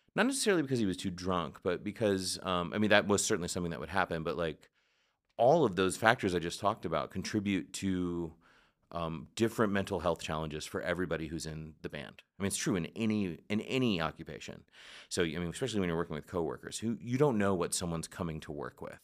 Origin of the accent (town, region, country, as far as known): United States